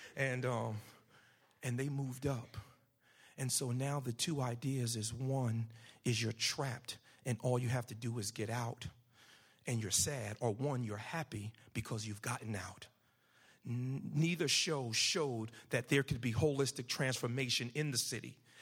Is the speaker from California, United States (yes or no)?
no; Paterson, New Jersey, United States; moved away as an adult; also born or lived in North Carolina; now in Camden, United States; I'm from Patterson, New Jersey